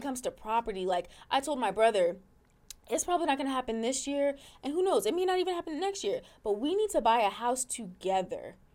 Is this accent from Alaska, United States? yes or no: yes; Alaska, United States; I grew up in Alaska